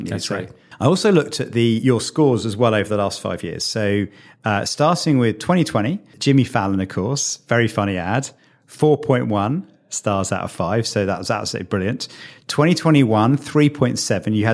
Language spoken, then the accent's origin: English; United Kingdom; So what I didn't appreciate as a, as, as a British guy is quite what a cultural experience it was.